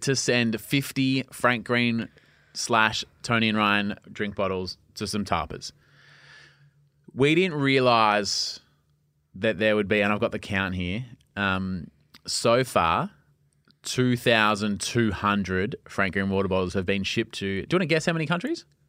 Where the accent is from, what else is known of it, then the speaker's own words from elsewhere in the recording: Melbourne, Victoria, Australia; I grew up in Lark, suburban Melbourne.